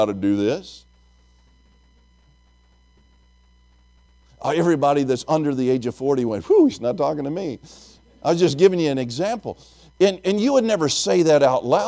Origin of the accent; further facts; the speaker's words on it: Tennessee, United States; I'm from Tennessee